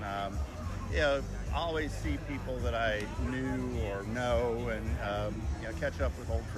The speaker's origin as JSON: {"language": "English", "town": "Brookhaven", "region": "Georgia", "country": "United States", "said": "Brookhaven, class of 83."}